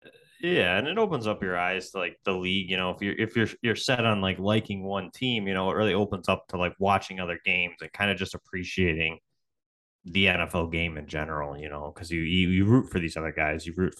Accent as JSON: {"language": "English", "town": "Buffalo", "region": "New York", "country": "United States", "tie": "born or raised there", "said": "I grew up in Buffalo, so for us, that's kind of, you know, second nature to be a football fan here"}